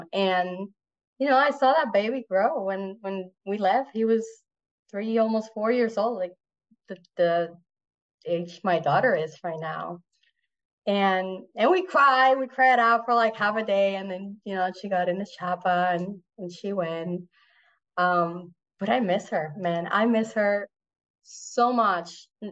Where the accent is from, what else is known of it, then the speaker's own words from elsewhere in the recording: Puerto Rico; first language Spanish; English is a second language; moved away as an adult; also born or lived in Mozambique / South Africa; I grew up in Puerto Rico